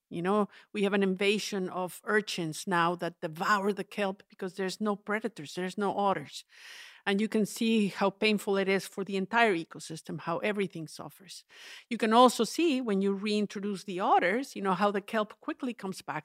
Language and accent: English; Mexico; I grew up in the Central Mountains in the, what's known as the volcano ring